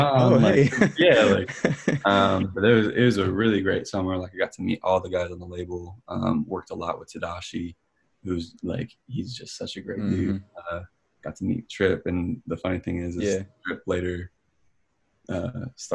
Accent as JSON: {"language": "English", "town": "Cleveland", "region": "Ohio", "country": "United States", "moved": "as an adult", "lives_now": "Atlanta, United States", "said": "I'm originally from Cleveland, Ohio, actually. So I made the transition about 5 years ago, moved from Cleveland."}